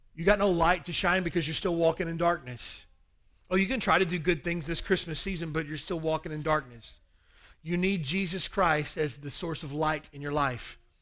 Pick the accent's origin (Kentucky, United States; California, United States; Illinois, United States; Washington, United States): Kentucky, United States; also born or lived in Hawaii; now in Honolulu, United States; the meth problem in my hometown in Kentucky is ridiculous